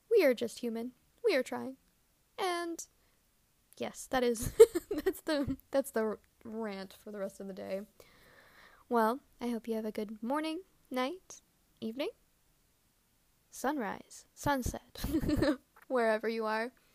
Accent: Canada; growing up in Canada

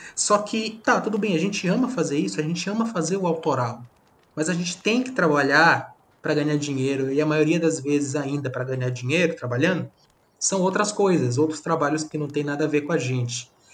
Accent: Maranhão, Brazil; nós somos do Maranhão.

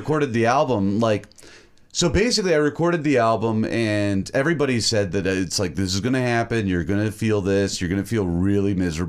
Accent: the South, United States; I'm from the South too

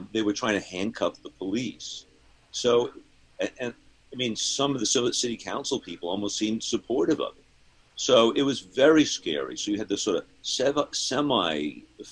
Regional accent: Seattle, Washington, United States; I'm from Seattle. I live in Seattle

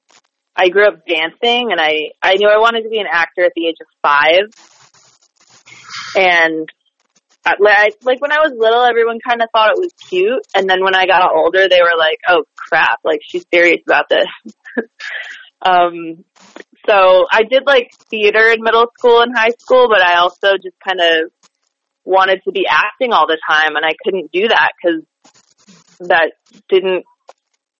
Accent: Rochester, New York, United States; also born or lived in New Bern, North Carolina; Grew up there, graduated from high school there

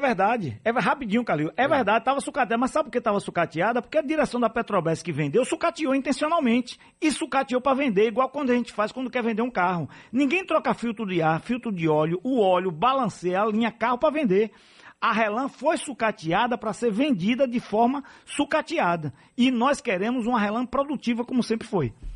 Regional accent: Alagoinhas, Bahia, Brazil; sou de Alagoinhas

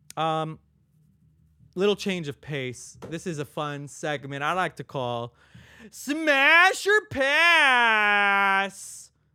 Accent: Long Beach, California, United States; I was born in Long Beach City. I lived in North Long Beach for, like, a good amount of my life

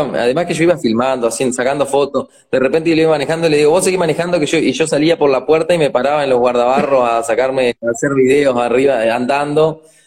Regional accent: Treinta y Tres, Uruguay; also born or lived in Maldonado, Uruguay; Desde, sí, desde que nací acá

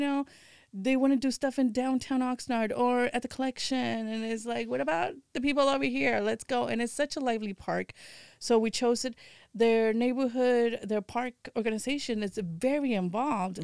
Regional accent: Houston, Texas, United States; moved away as an adult; now in California, United States; I was born and raised in Houston, and I've been out here in California for seventeen years

